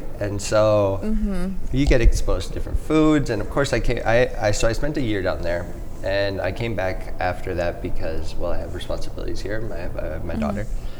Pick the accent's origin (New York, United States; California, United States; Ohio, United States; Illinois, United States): California, United States; San Pedro; So, I was born and raised in San Pedro.